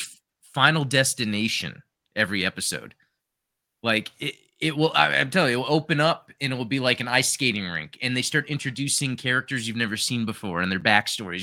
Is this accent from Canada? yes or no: yes; Canada; As a Canadian